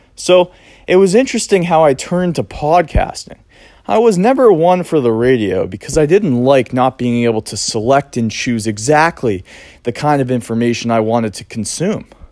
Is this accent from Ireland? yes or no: no; Cape Cod, Massachusetts, United States; I grew up here on Cape Cod, Massachusetts